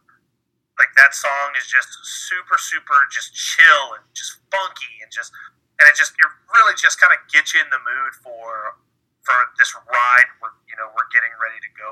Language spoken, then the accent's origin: English; Norfolk, Virginia, United States; I grew up in Norfolk, Virginia